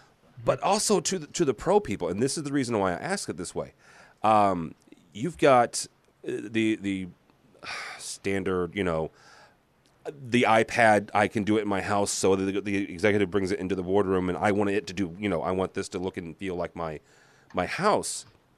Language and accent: English; Illinois, United States; I'm a cornflake, you know, being born and raised in Illinois.